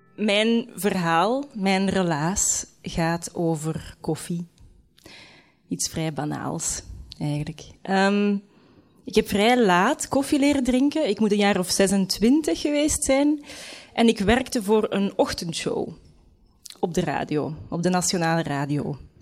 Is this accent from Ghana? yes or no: no; Leuven, Flanders, Belgium; moved away as an adult; Misschien moet ik gewoon terug in Leuven gaan wonen. Ik kom van Leuven